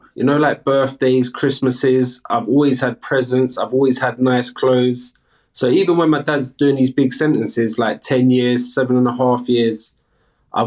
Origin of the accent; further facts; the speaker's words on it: London, United Kingdom; I'm from the UK, from London, South London, Battersea, 36 years old. So I spent majority of my years in London.